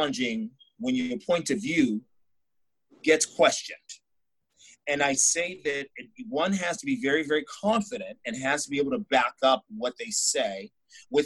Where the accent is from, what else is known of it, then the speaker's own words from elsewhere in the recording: New York, United States; I'm from New York State